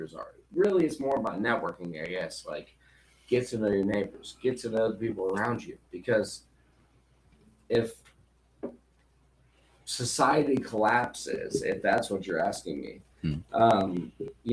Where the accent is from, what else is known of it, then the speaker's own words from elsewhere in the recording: Florida, United States; I'm from Florida